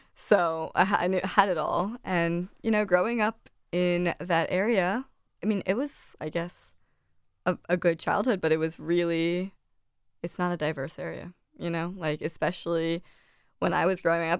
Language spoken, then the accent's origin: English; Delaware, United States; I grew up in Delaware my whole life